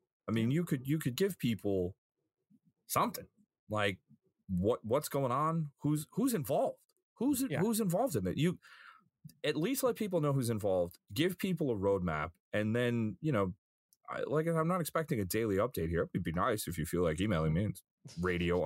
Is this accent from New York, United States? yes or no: yes; Long Island, New York, United States; I grew up on Long Island